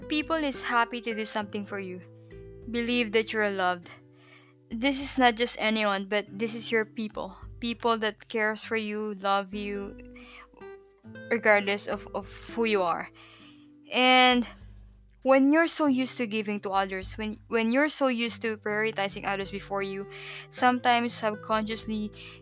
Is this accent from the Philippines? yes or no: yes; Philippines; moved away as an adult; also born or lived in Malaysia; now in Tallinn, Estonia; I'm born and raised in Philippines.